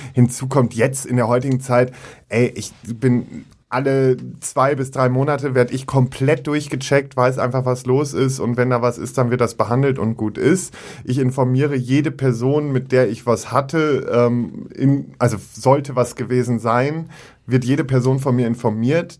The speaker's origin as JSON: {"language": "German", "town": "Münster", "region": "North Rhine-Westphalia", "country": "Germany", "tie": "born or raised there", "moved": "yes", "said": "Münster, meine alte Heimat, und es ist so ein bisschen nach Hause kommen."}